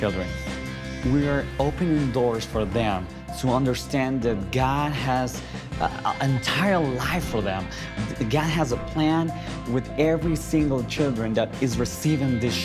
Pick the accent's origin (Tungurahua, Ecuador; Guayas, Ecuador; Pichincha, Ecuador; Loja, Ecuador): Tungurahua, Ecuador; Ambato; my hometown, Ambato, Ecuador.